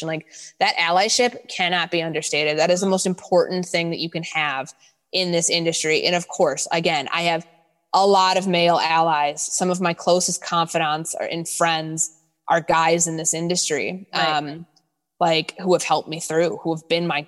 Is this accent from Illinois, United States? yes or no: yes; Chicago, Illinois, United States; moved away as an adult; also born or lived in Glenview, Illinois / Indiana / Mississippi; I'm from Chicago